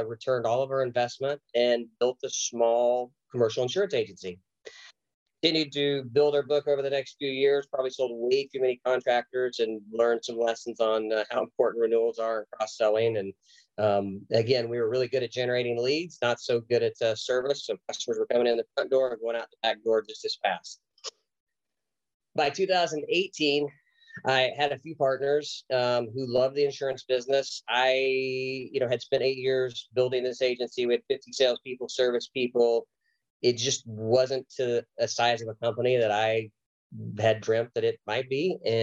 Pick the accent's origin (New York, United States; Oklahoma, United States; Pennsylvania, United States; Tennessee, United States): Oklahoma, United States; moved away as an adult